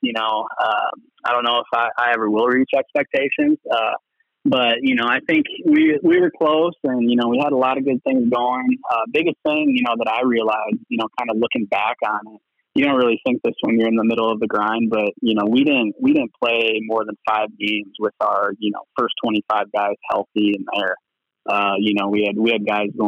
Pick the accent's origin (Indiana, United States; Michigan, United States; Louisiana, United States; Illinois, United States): Illinois, United States; now in Arizona, United States; being from Illinois